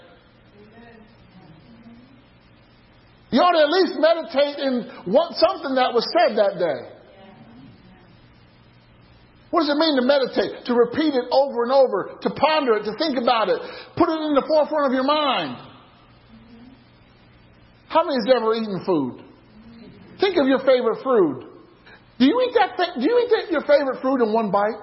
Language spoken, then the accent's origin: English; Illinois, United States; there's a place in Illinois, in my hometown, Gabriel knows of this, it's called Lou's La Grotto